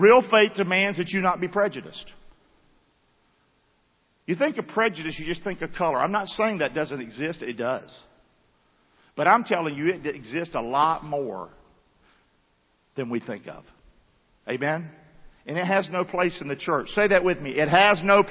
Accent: Rockingham, North Carolina, United States; I grew up in Rockingham, North Carolina.

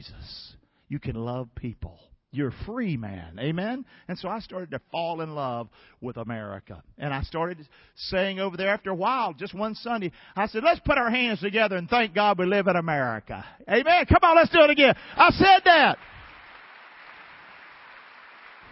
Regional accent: Rockingham, North Carolina, United States; moved away as an adult; also born or lived in Englewood; I'm from Rockingham

